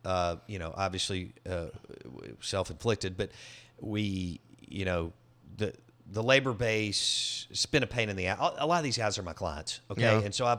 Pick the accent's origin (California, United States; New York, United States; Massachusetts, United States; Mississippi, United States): Mississippi, United States; Jackson; These are places I grew up in Belhaven. So I got the best of the best in Jackson before it expanded.